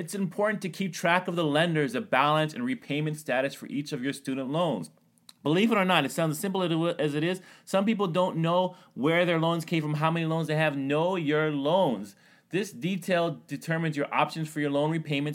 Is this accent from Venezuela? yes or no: no; Canada; I'm Canadian